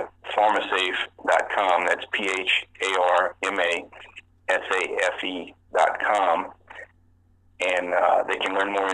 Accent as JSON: {"language": "English", "region": "Louisiana", "country": "United States", "tie": "born or raised there", "said": "born and raised in Louisiana, my entire family was connected to the oil and gas industry"}